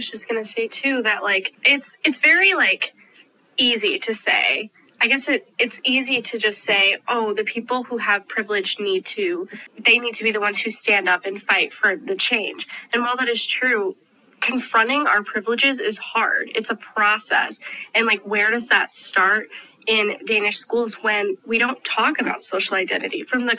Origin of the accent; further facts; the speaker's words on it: United States; we as American students